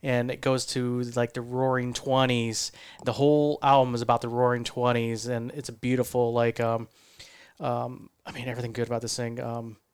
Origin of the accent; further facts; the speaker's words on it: Ohio, United States; moved away; I'm from Ohio